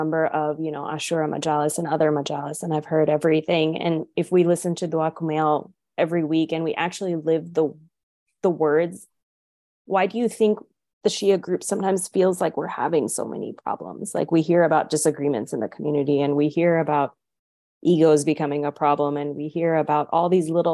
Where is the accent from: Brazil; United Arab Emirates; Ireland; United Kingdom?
United Arab Emirates; Dubai; I grew up in Dubai